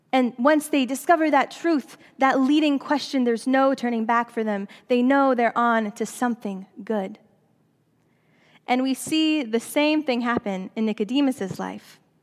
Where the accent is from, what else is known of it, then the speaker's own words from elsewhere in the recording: Seattle, Washington, United States; moved away as an adult; also born or lived in Southern California / Princeton; Seattle is my hometown